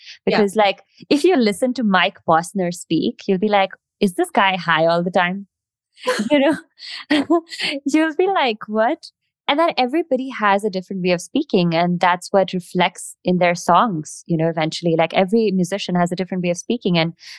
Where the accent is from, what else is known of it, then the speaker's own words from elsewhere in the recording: India; accent: mix of Indian and American/British; English is a second language; So like my accent has kind of neutralized. I'm like a mix of Indian and whatever American British songs I've heard.